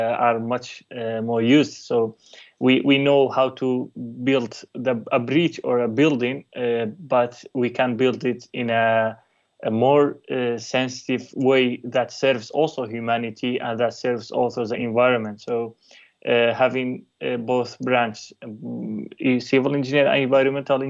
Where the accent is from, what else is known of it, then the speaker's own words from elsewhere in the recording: Kurdistan Region, Iraq; I'm a Kurdish person in a nationality, and I was born in a conflict zone in the Middle East, and specifically I was born in the Kurdistan, which is in the northern Iraq